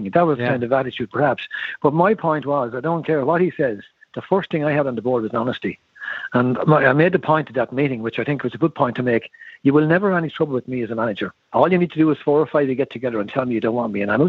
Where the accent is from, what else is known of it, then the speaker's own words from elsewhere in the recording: Rosslare, Leinster, Ireland; I was from Rosslare, like Rosslare